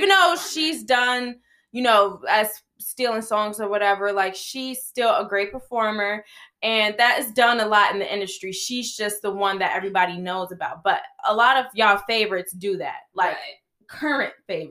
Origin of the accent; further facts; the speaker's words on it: Chicago, Illinois, United States; And I am from Chi-Town.